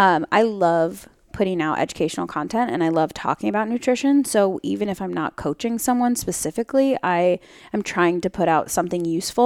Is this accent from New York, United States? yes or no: yes; New York, United States; now in San Francisco, United States; So I actually am from New York. So I grew up on the East Coast